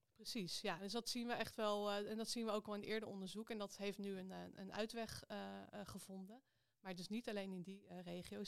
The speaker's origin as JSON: {"language": "Dutch", "town": "Amstelveen", "region": "North Holland", "country": "Netherlands", "tie": "born or raised there", "also_born_or_lived": "Gouda", "lives_now": "Amsterdam, Netherlands", "said": "Ik ben eh, geboren in Gouda, maar ik ben aan de basisschool eh, verhuisd naar Amstelveen."}